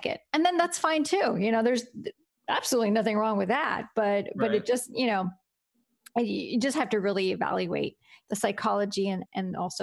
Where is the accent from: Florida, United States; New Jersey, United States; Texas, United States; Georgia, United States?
Florida, United States; Miami; moved away as an adult; now in Gainesville, United States; I'm from Miami